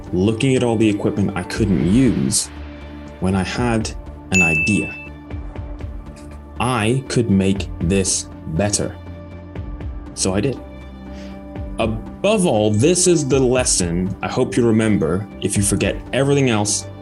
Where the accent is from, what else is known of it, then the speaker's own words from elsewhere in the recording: Aberdeen, Scotland, United Kingdom; I'm from Aberdeen